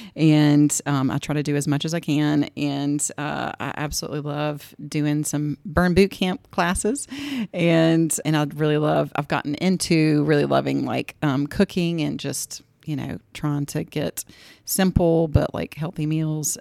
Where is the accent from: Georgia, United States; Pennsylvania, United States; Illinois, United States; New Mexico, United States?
Georgia, United States; Greensboro; I grew up in Greensboro, Georgia, which is only like an hour, hour and fifteen from here